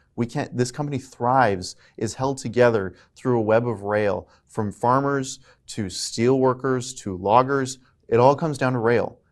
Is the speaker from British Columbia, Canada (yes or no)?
no; Alberta, Canada; I'm from Alberta